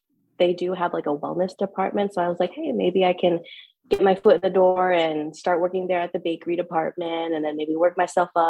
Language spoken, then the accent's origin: English; Portland, Oregon, United States; I am definitely Portland Northwest native. I've lived here all my life.